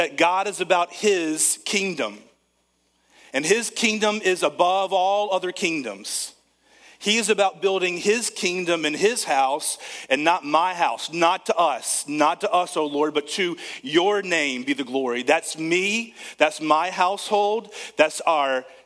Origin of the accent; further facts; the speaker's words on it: United States; I'm an American